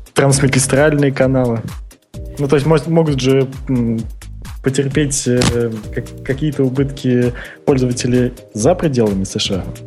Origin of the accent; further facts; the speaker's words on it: Russia; now in Vietnam; я родился в России, но сейчас я во, во Вьетнаме